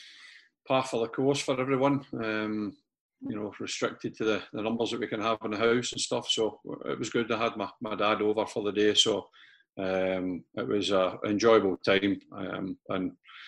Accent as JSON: {"language": "English", "town": "East Kilbride", "region": "Scotland", "country": "United Kingdom", "tie": "born or raised there", "also_born_or_lived": "Glasgow", "said": "We moved from Glasgow out to East Kilbride when I was about eight, and I joined a local club, EKYC"}